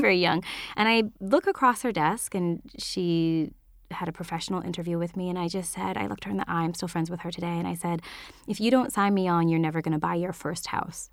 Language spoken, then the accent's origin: English; northern British Columbia, Canada; also born or lived in Vancouver, Canada; I, I'm from Canada, so this was way up north and then tier of B C